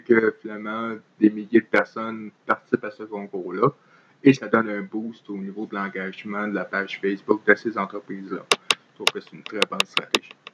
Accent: Trois-Rivières, Quebec, Canada; je suis originaire de Trois-Rivières et j'ai vécu là euh, la majeure partie de ma vie

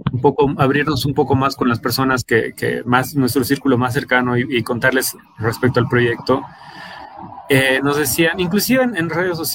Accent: Bolivia; si nosotros mismos como bolivianos no creemos en nuestra, nuestra propia población, en nuestras propias personas, las personas que viven en nuestra ciudad

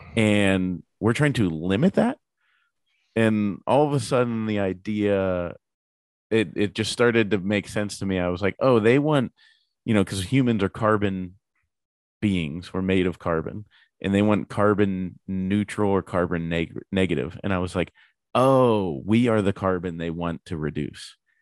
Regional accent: Pittsburgh, Pennsylvania, United States; we're both from Pittsburgh

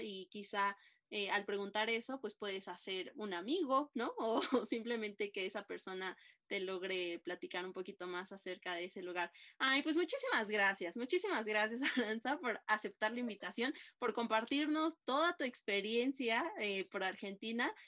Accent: Mexico; los mexicanos

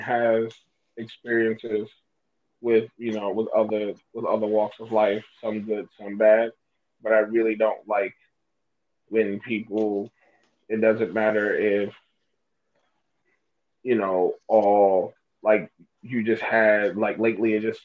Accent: New York City, New York, United States; We was born and raised in New York City.

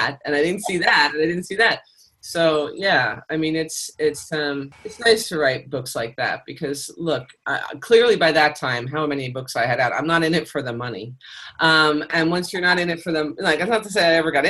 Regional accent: Pennsylvania, United States; I'm German, and I grew up in Pennsylvania

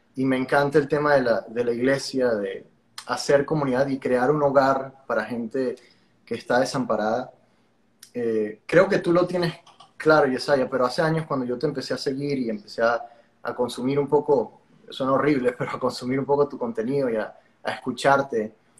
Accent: Venezuela; moved away as an adult; now in Miami, United States; aunque vivo en Miami, no sé si te lo había comentado, me mudé fue hace tres, casi cuatro años, soy de Venezuela

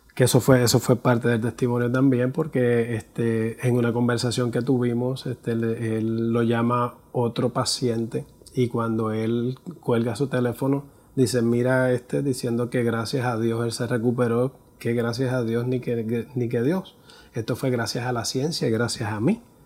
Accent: Puerto Rico; soy puertorriqueño, tengo 50 años

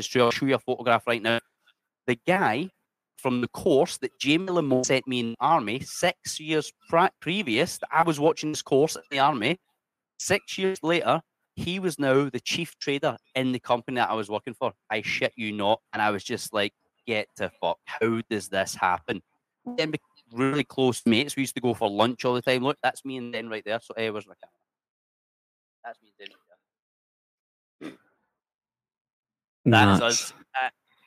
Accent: Scotland, United Kingdom; accent: Scottish; moved away as an adult; now in Indonesia; I'm from Scotland.

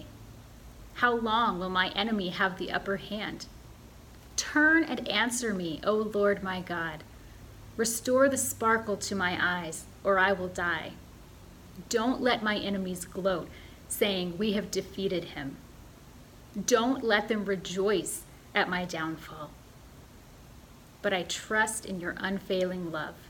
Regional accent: Midwestern United States, United States; I'm from the Midwestern United States, where politeness is a strong cultural value.

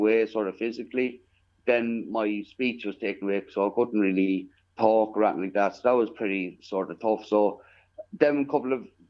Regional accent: Killoe, County Longford, Leinster, Ireland; I grew up in a small parish there in County Longford called Killow. It's about 4 miles outside of Longford town

